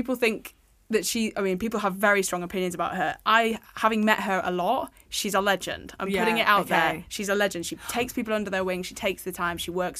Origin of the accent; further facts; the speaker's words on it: United Kingdom; We've stopped being so British about it.